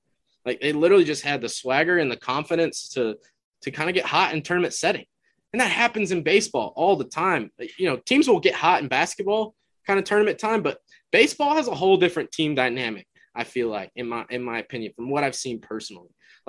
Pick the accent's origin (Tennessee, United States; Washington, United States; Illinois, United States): Tennessee, United States; Nashville; I grew up, we grew up in Nashville.